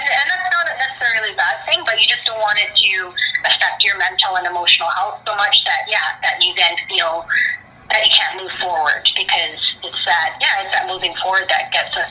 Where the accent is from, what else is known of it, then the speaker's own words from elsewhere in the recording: Philippines; I want to get it out there as much as possible so that people can see me as a Filipina